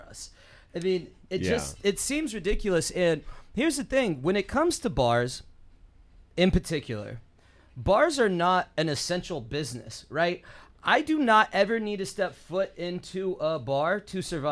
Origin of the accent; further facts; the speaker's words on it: Bay Area, south of San Francisco, California, United States; born and raised in the Bay Area, grew up about 20 minutes south of San Francisco, spent most of my 20s in that city